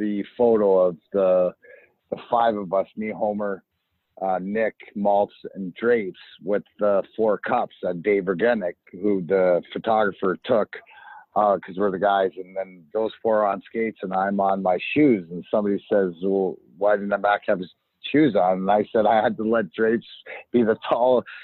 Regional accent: Leamington, Ontario, Canada; I grew up in Leamington, which is give or take 10 minutes for the border

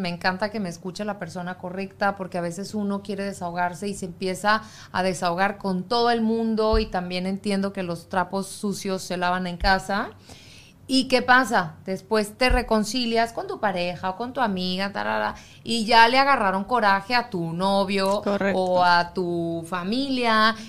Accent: Mexico; moved away; yo como mexicana

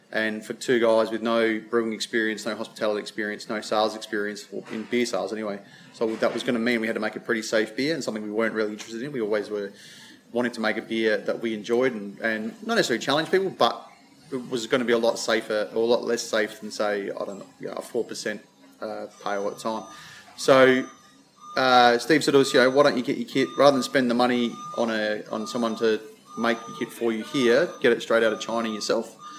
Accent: South Australia, Australia; Being South Australian

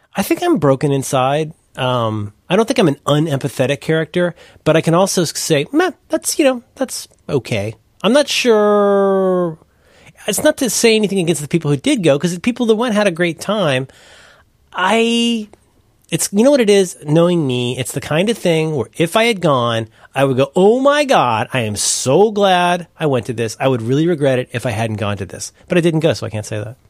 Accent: Cincinnati, Ohio, United States; I'm from Cincinnati, Ohio

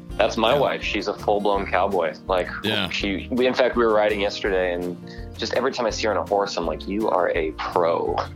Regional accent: South Dakota, United States; born there; so the full story is I was born in South Dakota, which uh, most people forget is a state in the United States of America

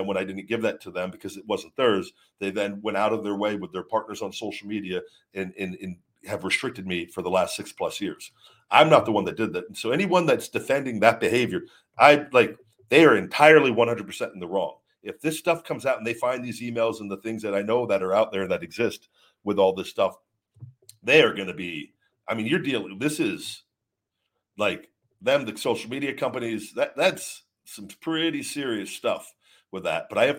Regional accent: Baltimore, Maryland, United States; I'm from Baltimore, so I believe in rectifying issues and setting people straight.

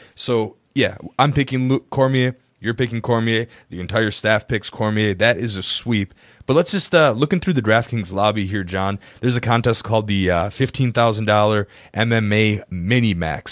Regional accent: Wisconsin, United States; I'm from Wisconsin

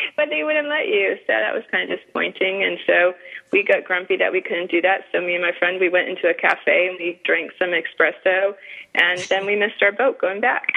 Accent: New England, United States; accent: northern; now in Florida, United States; I grew up in New England

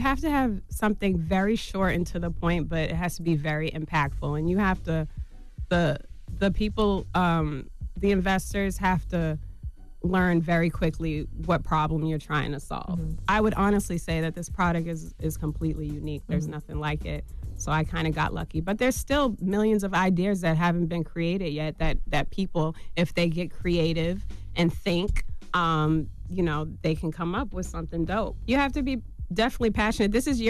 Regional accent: Boston, Massachusetts, United States; From Boston. Mm-hmm. I'm from Boston, Mass.

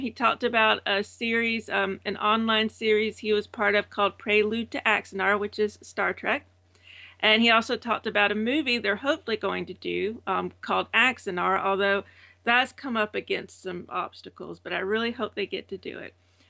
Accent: Savannah, Georgia, United States; also born or lived in Alabama; now in Florida, United States; I'm originally from Savannah, Georgia, but I've made the trek to Alabama, and then now I'm in Florida.

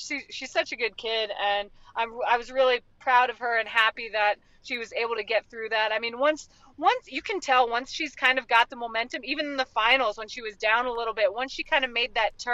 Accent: Florida, United States; we grew up in Florida

